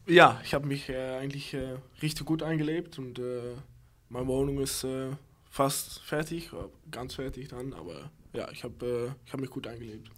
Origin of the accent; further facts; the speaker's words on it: Berkel-Enschot, North Brabant, Netherlands; German is a second language; moved away as an adult; now in Lübeck, Germany; Berkel Enschot